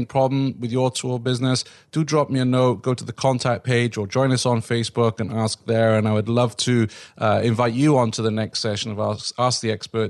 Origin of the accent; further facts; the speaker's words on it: Wales, United Kingdom; my home country of Wales